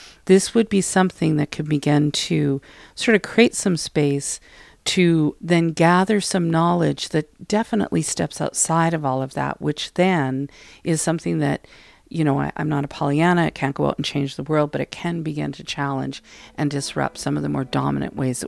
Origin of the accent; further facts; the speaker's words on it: Alberta, Canada; I'm a settler from Alberta. I come from French and German background.